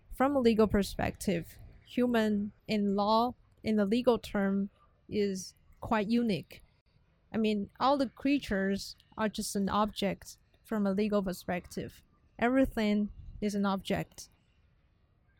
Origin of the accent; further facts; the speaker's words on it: Taiwan; I come from Taiwan. Taiwan is 6 hours ahead